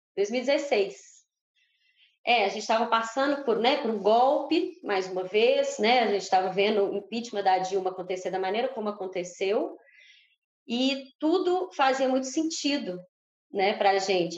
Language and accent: Portuguese; Brazil; Nós somos brasileiros, mas a gente também é latino-americano